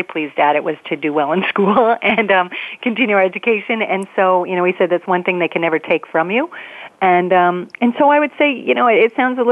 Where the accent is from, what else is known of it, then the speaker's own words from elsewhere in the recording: Pittsburgh, Pennsylvania, United States; I grew up in Pittsburgh, Pennsylvania